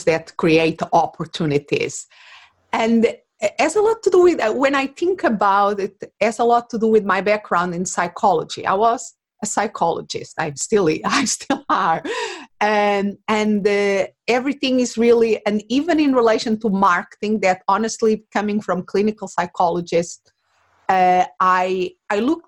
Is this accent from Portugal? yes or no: yes; Portugal; English is a second language; moved away as an adult; now in Phoenix, United States; I was not born in this country that now is my home. I live in Arizona, in Phoenix, but originally I'm from Portugal